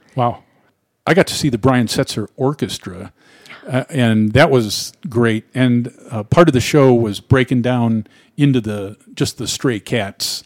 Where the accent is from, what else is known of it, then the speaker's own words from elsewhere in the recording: Cleveland, Ohio, United States; my hometown in the sleepy Midwest, Cleveland, Ohio